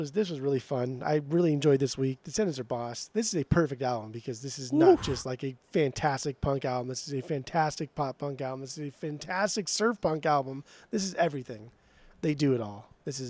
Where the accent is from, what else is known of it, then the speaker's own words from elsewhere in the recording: Southern California, United States; growing up in Southern California with the surf rock, with kind of like the name-age, not specifically the age, but calling things, how we just call everything dude.